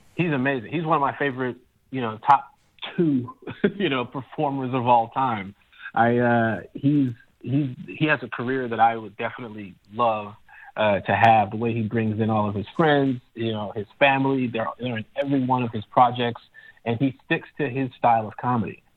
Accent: Chicago, Illinois, United States; I'm from Chicago

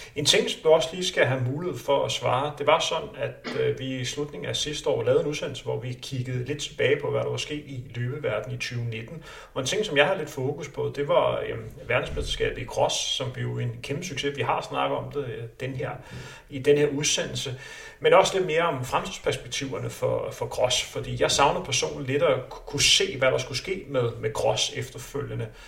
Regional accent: Denmark; vi er danskere

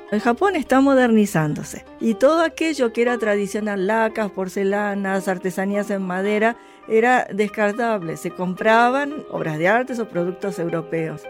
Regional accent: Argentina; also born or lived in Japan; Yo soy nieta de japoneses, pero tengo que avisarle a mis alumnos que yo soy argentina, que yo me eduqué aquí

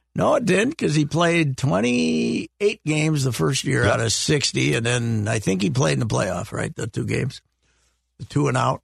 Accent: Minnesota, United States; I grew up in Murray County. We had the German names.

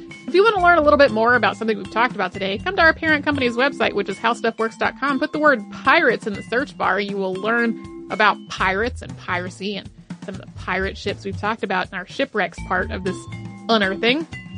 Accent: Australia; born or raised there

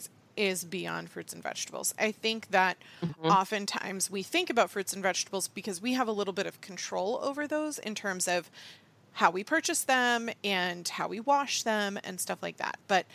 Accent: United States; Being born an American

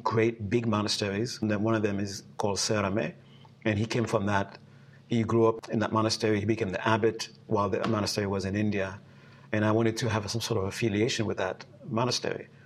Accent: Haiti; now in United States; growing up in Haiti

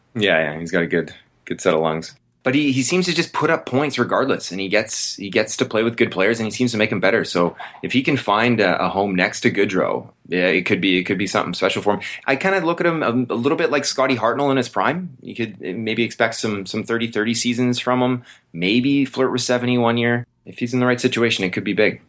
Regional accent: Vancouver, British Columbia, Canada; my hometown Canucks

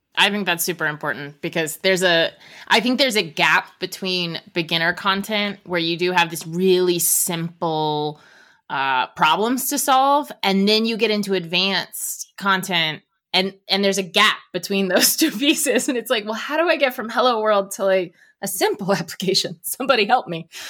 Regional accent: Northern Virginia, United States; I grew up in Nova and the two beaches, it's Ocean City, Maryland and Virginia Beach

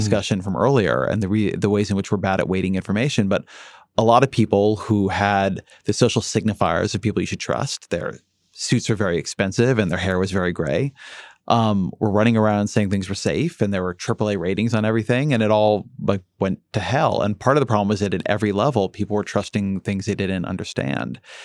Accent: Irvine, California, United States; moved away; when I grew up in Irvine, California, we got the L A Times

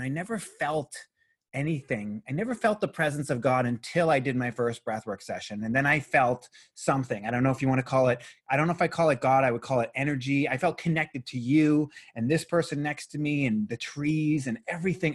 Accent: Boston, Massachusetts, United States; I was raised Catholic in Boston, Massachusetts

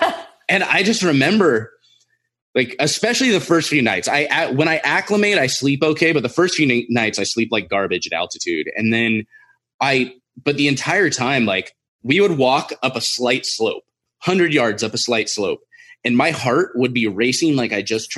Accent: California, United States; Well, so I grew up in Southern California.

